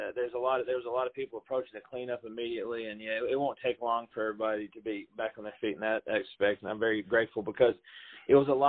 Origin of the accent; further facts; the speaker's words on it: Middle Tennessee, United States; being a native of Middle Tennessee, I'm sure you could tell by my accent.